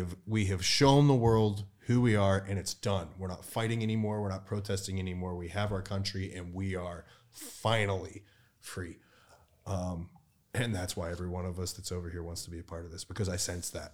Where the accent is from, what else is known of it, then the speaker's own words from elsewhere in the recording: United States; my hometown of the United States.